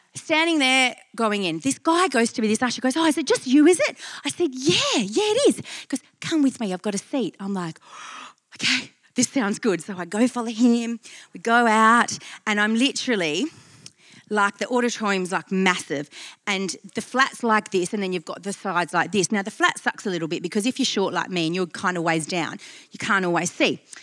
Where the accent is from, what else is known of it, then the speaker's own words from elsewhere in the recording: Perth, Western Australia, Australia; I'm from Perth